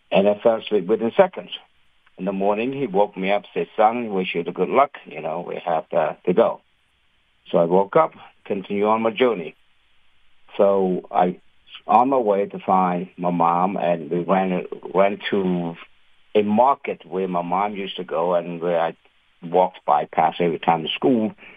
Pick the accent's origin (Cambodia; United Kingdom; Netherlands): Cambodia; now in United States; I am an immigrant from Cambodia